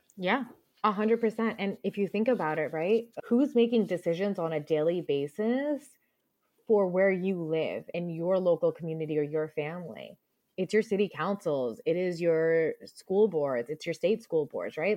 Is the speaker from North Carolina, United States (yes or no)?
no; New Jersey / around New York City, United States; also born or lived in Punjab (ancestry); I grew up around New York City